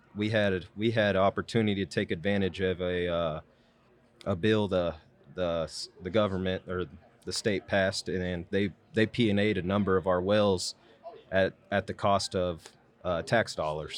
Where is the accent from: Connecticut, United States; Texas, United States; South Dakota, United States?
Texas, United States; Wichita Falls; born and raised in Wichita Falls